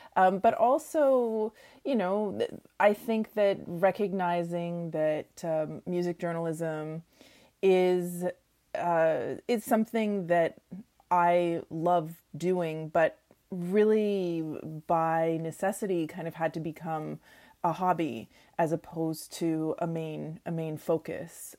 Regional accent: Oshawa, Ontario, Canada; moved away; I grew up in Oshawa, Ontario

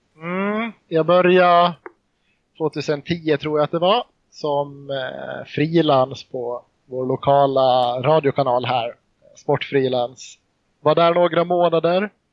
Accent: Mariehamn, Åland, Finland; also born or lived in Jakobstad, Finland; Jag är född i Jakobstad, en, stad i Finland. Men flyttade till Åland, ja, jag var inte många månader gammal. Så flyttade jag till Mariehamn i Åland, på Åland. Och eh, här har jag bott sedan dess

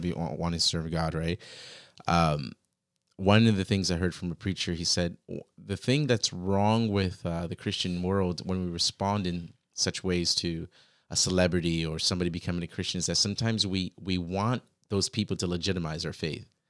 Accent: Virginia, United States; I grew up in Virginia

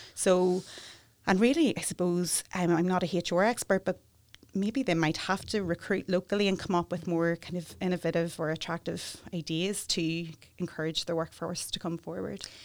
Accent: Newry, Northern Ireland, United Kingdom; moved away as an adult; also born or lived in Galway, Ireland / Dublin, Ireland; I'm from Newry

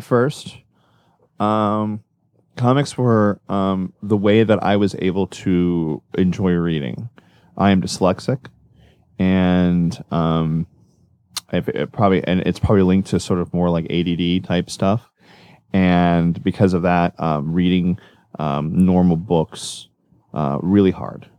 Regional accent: Orlando, Florida, United States; I grew up in Orlando

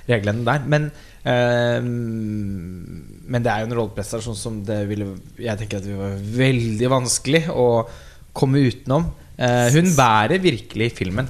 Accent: Norway; vi som nordmenn så føler jo vi oss litt sånn samlet

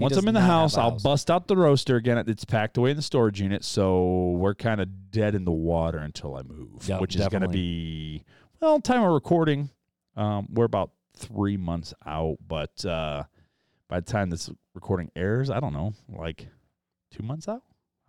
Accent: South Bend, Indiana, United States; I'm from South Bend.

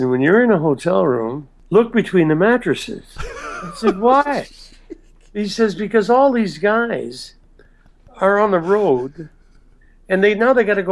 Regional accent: Rockford, Illinois, United States; I'm from Rockford, Illinois

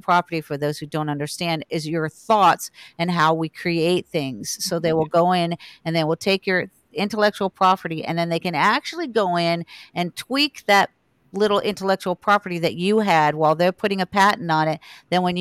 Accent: Hollywood, Florida, United States; I was born in Hollywood, Florida

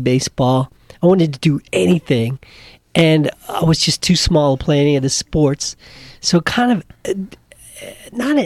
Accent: New Orleans, Louisiana, United States; moved away; I'm originally from New Orleans. My whole family lives there

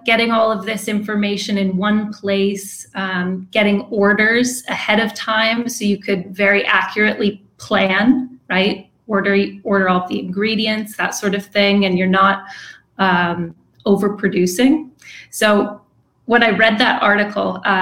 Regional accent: East Coast, United States; moved away as an adult; also born or lived in England; now in San Diego, United States; I'm from the East Coast

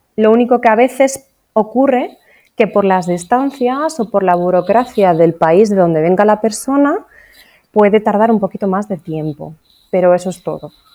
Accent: Asturias, Spain; now in Orihuela Costa, Spain; Originariamente, la verdad es que no soy de aquí, en realidad yo soy de Asturias

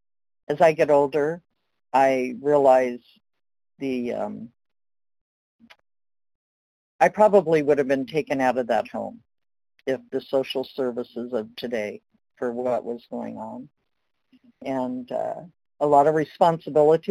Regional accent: Los Angeles, California, United States; I was born in Los Angeles.

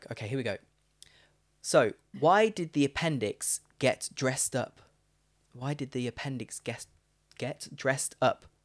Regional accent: Leicester, East Midlands, United Kingdom

